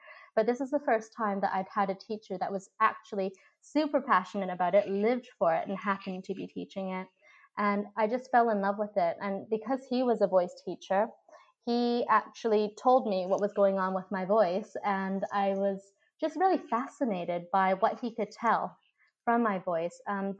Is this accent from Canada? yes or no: yes; Canada; I was born and raised in Canada, so I had more of that Western upbringing than if I was raised in Asia.